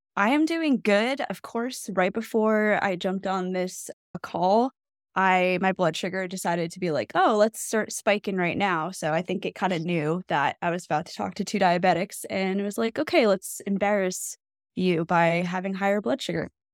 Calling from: New Jersey, United States; I'm calling from New Jersey

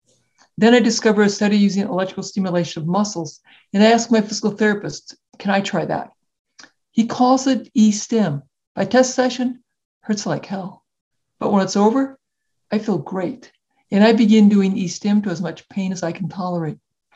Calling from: Iowa City, Iowa, United States; So I'm located in Iowa City, Iowa, which is central United States.

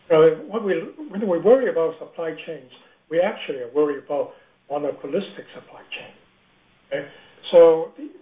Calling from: Hong Kong; I'm actually calling from Hong Kong, not from the West Coast.

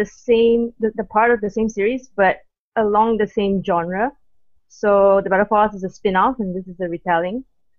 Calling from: Malaysia; I'm from Malaysia. It's 7:14 a.m. right now.

